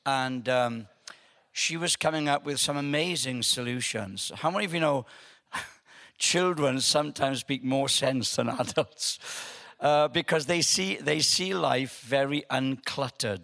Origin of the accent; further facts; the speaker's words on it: Wales, United Kingdom; I'm from Wales